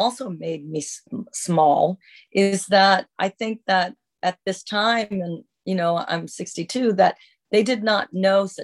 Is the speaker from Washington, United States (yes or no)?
yes; Seattle, Washington, United States